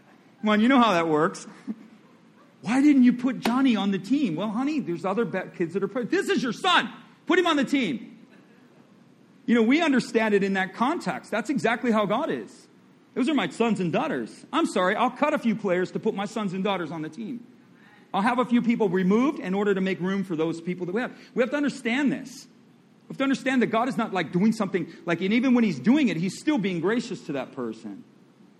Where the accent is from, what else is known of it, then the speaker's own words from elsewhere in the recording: Michigan, United States; now in Florida, United States; I'm from Michigan. My family's from Michigan. And so I'm used to snow